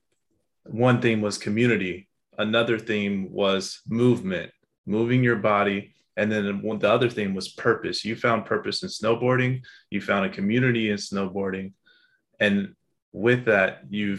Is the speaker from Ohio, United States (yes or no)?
no; Pasadena, California, United States; also born or lived in West Los Angeles; I was born in West LA and at Kaiser in West LA. And I was most of my life raised in Pasadena